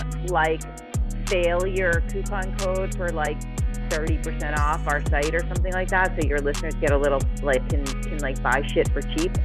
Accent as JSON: {"language": "English", "town": "Wayland", "region": "Massachusetts", "country": "United States", "tie": "born or raised there", "also_born_or_lived": "Boston / Waltham", "moved": "as an adult", "lives_now": "Los Angeles, United States", "said": "I'm from Boston originally, and I grew up in Wayland and went to school in Waltham, and I can go as back as far as you'd like. But I did move out to Los Angeles in 2000"}